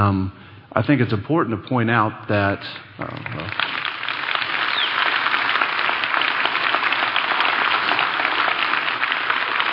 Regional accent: Dallas, Texas, United States; I grew up here in Dallas

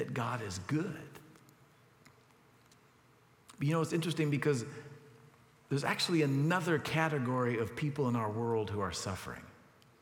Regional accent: United States; as an American

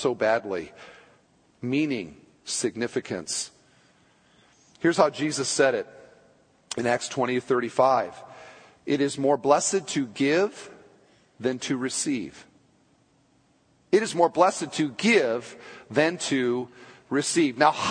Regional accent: United States; We're so American.

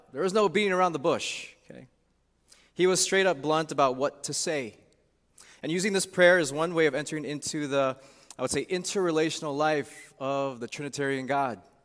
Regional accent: Chicago, Illinois, United States; also born or lived in St. Louis, Missouri; now in Chicago, United States; being away from my hometown, Chicago, for almost twenty years

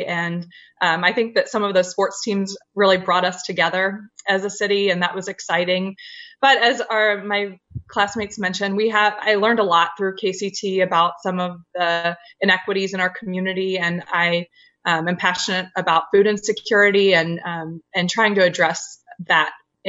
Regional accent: St. Louis, Missouri, United States; also born or lived in Boston; now in Kansas City, United States; So I was born in Boston. I've lived in several different cities. I say I'm from St. Louis, so I love living in Kansas City, though.

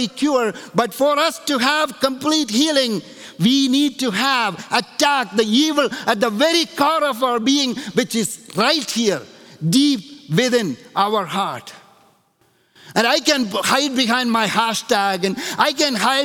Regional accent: India; moved away; when I grew up in India, there was a tire factory that came to our little town

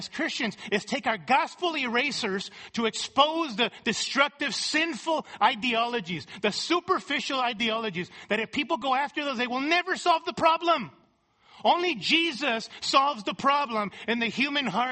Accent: California, United States; my world as a Latino growing up in California

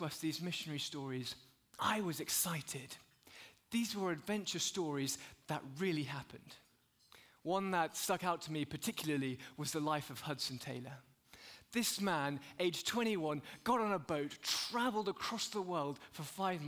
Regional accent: United Kingdom; As a British guy in America for the last few days

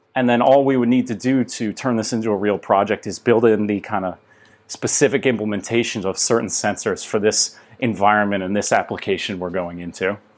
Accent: United States; I'm from the United States

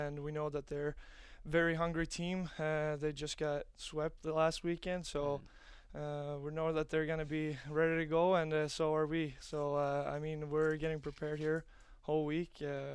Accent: Gothenburg, Västra Götaland, Sweden; moved away as an adult; also born or lived in Omaha, United States; now in United States; It's my hometown team

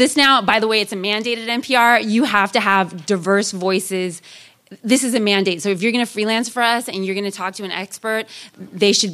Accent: Sacramento, California, United States; born or raised there; also born or lived in Oakland, California

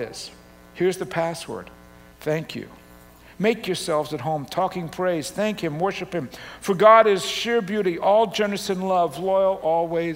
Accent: Australia; moved away; also born or lived in Canada; Having grown up in Australia and Canada, you know, particularly as a kid in Australia

